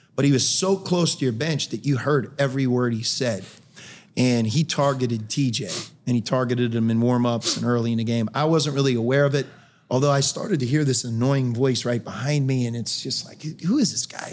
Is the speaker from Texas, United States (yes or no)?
no; Pittsburgh, Pennsylvania, United States; moved away as an adult; I grew up in Pittsburgh.